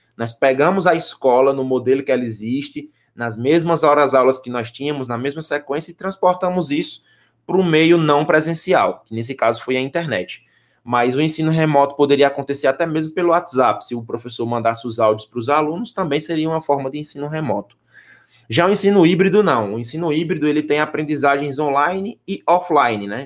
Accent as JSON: {"language": "Portuguese", "region": "Northeast Region", "country": "Brazil", "accent": "nordestino", "said": "o nosso sotaque é nordestino"}